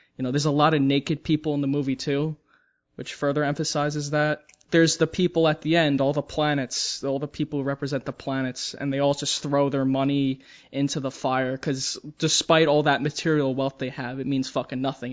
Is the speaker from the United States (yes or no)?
yes; United States; I'm an American